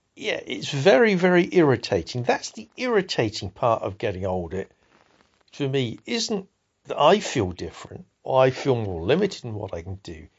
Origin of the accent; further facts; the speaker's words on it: Salisbury, South West England, United Kingdom; I grew up in Salisbury, which is a provincial town in a rural area.